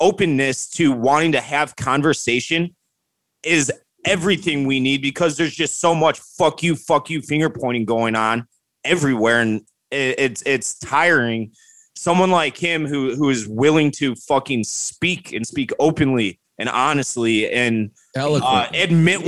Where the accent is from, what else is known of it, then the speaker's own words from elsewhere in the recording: Wheaton, Illinois, United States; So Elm Street is Elm Street, Wheaton, Illinois, which is where I'm from.